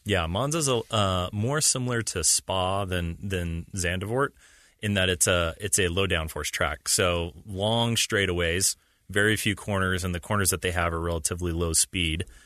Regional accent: United States; as an American fan

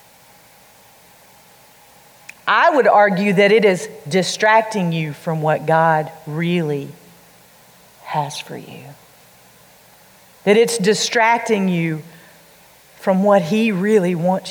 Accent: the Bible Belt, the South, United States; We grew up in the Bible Belt

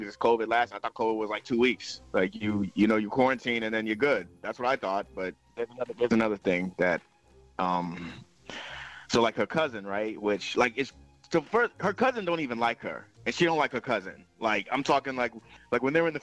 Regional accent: Sacramento, California, United States; moved away as an adult; we're from Sacramento originally. You know, but we left, you know, we moved away when we got together

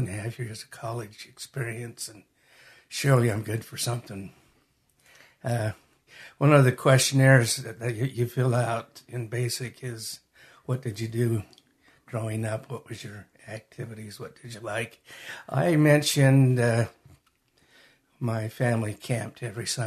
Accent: Magna, Utah, United States; also born or lived in Salt Lake City, Utah / Hunter, Utah; I was born in Salt Lake. Raised in Magna and lived most of my adult life in Hunter. So I'm from this area

